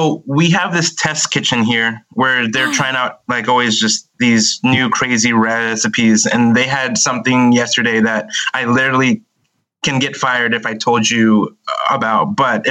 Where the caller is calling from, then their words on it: Southern California, United States; I am calling from Southern California.